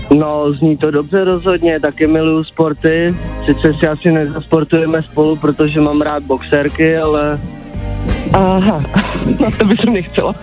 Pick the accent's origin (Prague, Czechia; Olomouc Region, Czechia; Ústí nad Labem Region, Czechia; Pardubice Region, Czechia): Ústí nad Labem Region, Czechia; Litoměřice; Já jsem z Litoměřic.